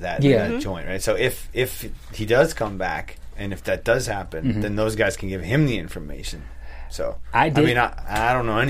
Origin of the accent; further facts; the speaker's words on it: Long Island, New York, United States; accent: Long Island; I had a very strong Long Island accent that I pulled back a lot over the years. And I remember I said to her, I said, yeah, I'm from Long Island, but I always have to hide it.